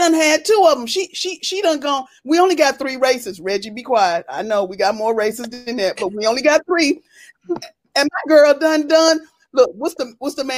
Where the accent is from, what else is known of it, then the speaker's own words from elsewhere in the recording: North Carolina, United States; moved away; also born or lived in Texas / New Jersey; I'm from North Carolina